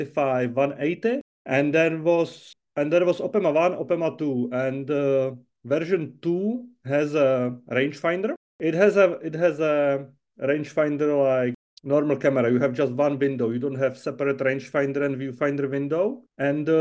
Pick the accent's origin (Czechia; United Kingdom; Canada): Czechia; I'm from Czech Republic, quite close to Prague, which is our capital.